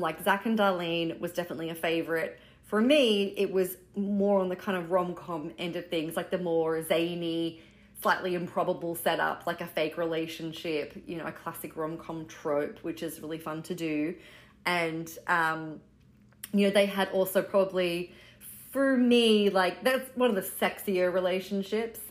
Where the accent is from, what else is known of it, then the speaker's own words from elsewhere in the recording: Australia; moved away as an adult; now in New York City, United States; I am Australian, uh, living in New York City. I've been here since 2009